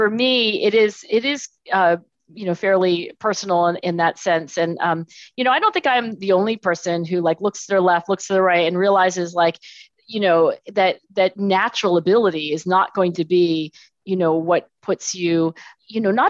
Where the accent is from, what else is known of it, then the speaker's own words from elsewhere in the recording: Philadelphia, Pennsylvania, United States; I was born in Philadelphia, actually down the street. So I'm in Philadelphia today and I was born in Philadelphia.